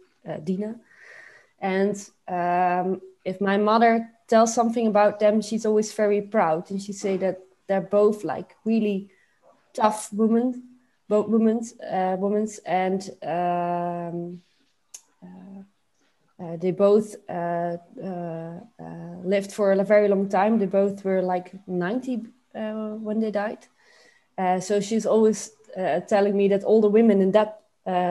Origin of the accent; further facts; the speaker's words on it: Zaltbommel, Gelderland, Netherlands; I grew up in Zaltbommel